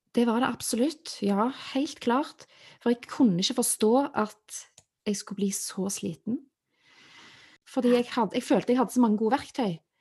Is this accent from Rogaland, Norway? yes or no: yes; Stavanger, Rogaland, Norway; Jeg er født og oppvokst i Stavanger